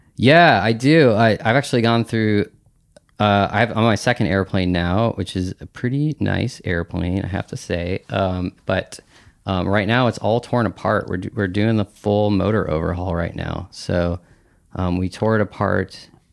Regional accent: Bellingham, Washington, United States; I grew up in Bellingham, Washington

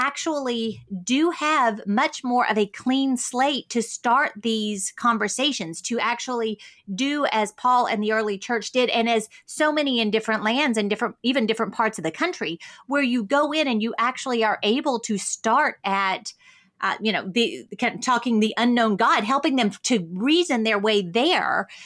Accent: United States; as American Christians

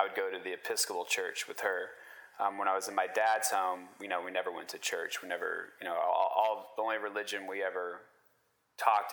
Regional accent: Texas, United States; also born or lived in Kansas; grew up in Texas, went to the University of Kansas

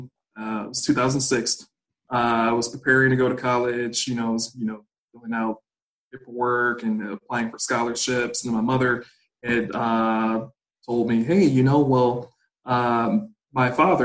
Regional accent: Gary, Indiana, United States; originally I'm from Gary, Indiana

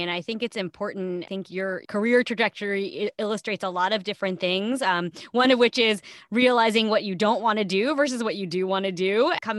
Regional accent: New Jersey, United States; I'm also from New Jersey. So it was nice to hear about talking about the place of my roots.

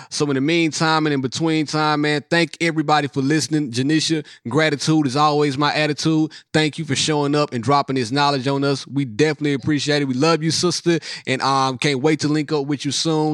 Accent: Mississippi, United States; I'm from Mississippi

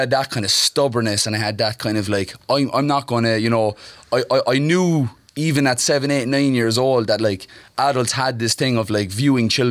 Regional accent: Cork, Munster, Ireland; also born or lived in Mayfield, Cork / Glanmire; I grew up in Cork. I was born in Mayfield

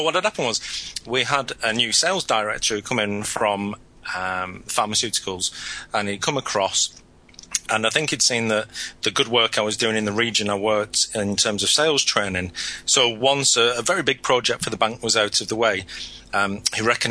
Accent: Lancashire, North West England, United Kingdom; moved away; I'm originally from Lancashire in the northwest of England, just north of Manchester

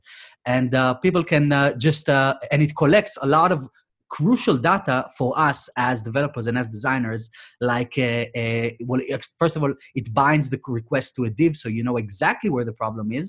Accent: Israel; moved away as an adult; now in United Kingdom; from my hometown, I'm from Israel originally.

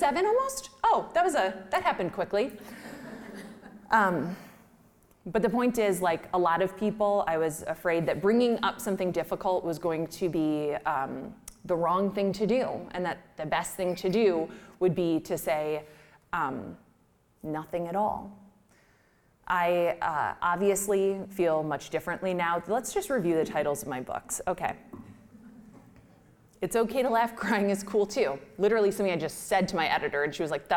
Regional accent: Midwest, United States; We're from the Midwest.

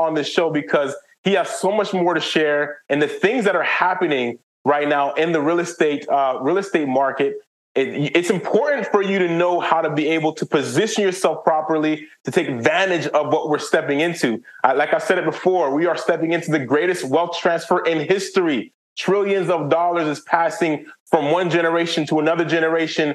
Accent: Haiti; I'm from Haiti

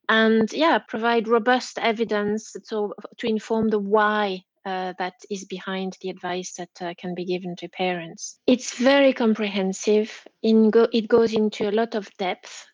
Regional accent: Belgium; English is a second language; moved away as an adult; now in Leeds, United Kingdom; I'm Belgian, so yeah, uh, I'm a late bilingual

